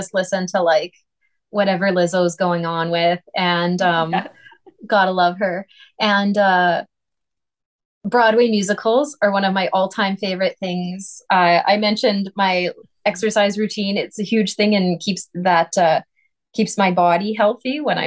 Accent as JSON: {"language": "English", "town": "Saskatoon", "region": "Saskatchewan", "country": "Canada", "tie": "born or raised there", "moved": "as an adult", "said": "I couldn't have gotten a job as principal flute in my hometown"}